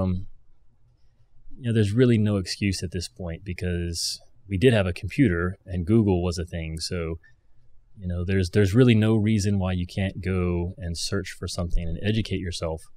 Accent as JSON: {"language": "English", "region": "Kentucky", "country": "United States", "said": "I'm, I'm from Kentucky"}